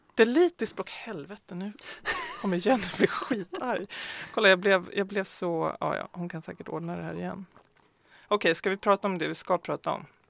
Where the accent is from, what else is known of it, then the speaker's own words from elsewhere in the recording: Västmanland, Sweden; jag kommer ju själv från Västmanland